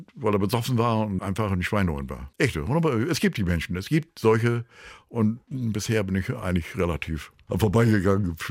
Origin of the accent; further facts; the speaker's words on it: Germany; als Deutscher